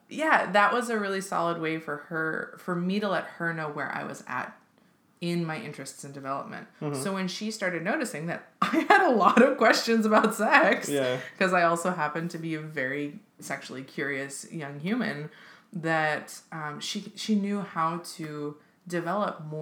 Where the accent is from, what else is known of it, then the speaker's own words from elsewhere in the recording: Seattle, Washington, United States; I grew up in Seattle, and in Seattle in the 90s and 2000s